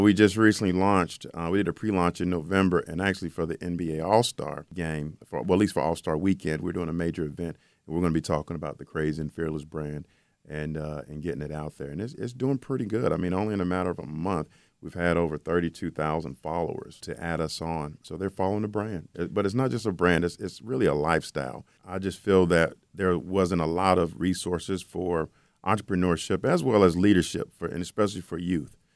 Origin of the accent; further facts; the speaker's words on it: Charlotte, North Carolina, United States; Charlotte, which is my hometown, Charlotte, North Carolina.